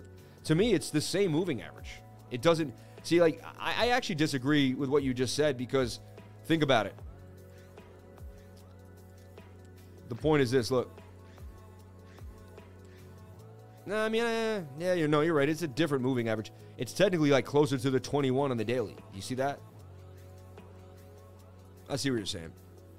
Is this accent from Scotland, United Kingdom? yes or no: yes; Scotland, United Kingdom; I'm from Scotland, and that replica reminds me the English are coming.